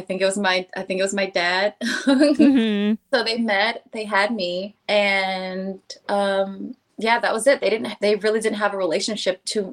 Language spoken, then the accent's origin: English; Dallas, Texas, United States; also born or lived in Orlando / Atlanta; now in Los Angeles, United States; I grew up in Dallas, and then my family, we just like to move around. So we moved from Dallas to Orlando, Atlanta, and then I came here with my boyfriend at the time.